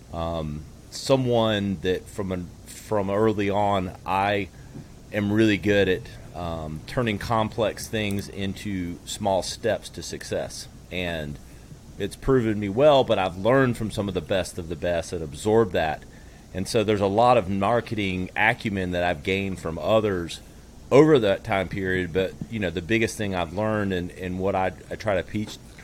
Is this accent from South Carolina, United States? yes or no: yes; upstate South Carolina, United States; also born or lived in Manhattan, New York; Born and raised in South Carolina in the upstate here. I'm in Greenville now.